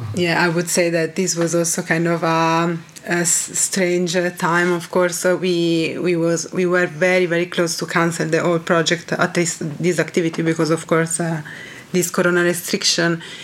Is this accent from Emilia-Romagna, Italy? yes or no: yes; Reggio Emilia, Emilia-Romagna, Italy; English is a second language; come from Reggio Emilia, that is a very small city close to Bologna, so kind of in the north of Italy